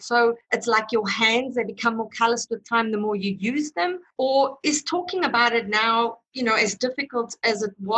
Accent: South Africa; my own work kind of deals with my inherent racism because I grew up in South Africa during apartheid and was taught racism.

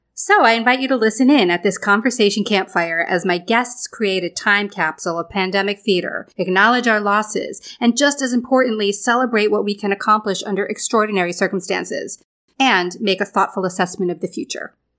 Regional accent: Lake George, New York, United States; now in New York City, United States; I grew up in Lake George, New York, which I like to say is a small town with a very big lake

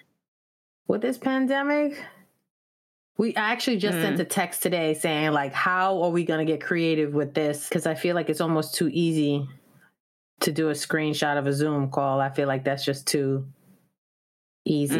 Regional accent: New York and Long Island, United States; now in Washington, D.C., United States; growing up in New York and Long Island, the family always got together

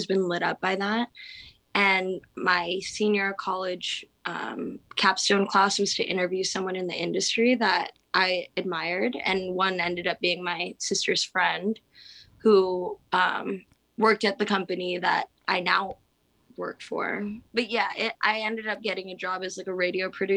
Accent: San Diego, California, United States; moved away as an adult; also born or lived in Los Angeles; now in Hawaii, United States; I am from San Diego, and then I ended up going to San Diego State

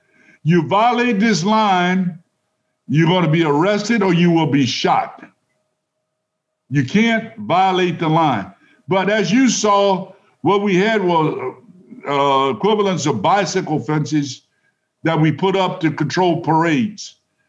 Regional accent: United States; as American

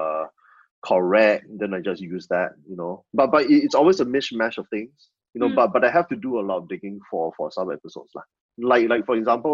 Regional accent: Singapore; I'm so Singaporean

